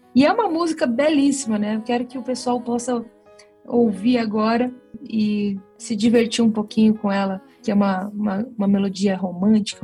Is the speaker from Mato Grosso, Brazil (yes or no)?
yes; Cuiabá, Mato Grosso, Brazil; eu tenho muito orgulho de ser cuiabana, de ser de Mato Grosso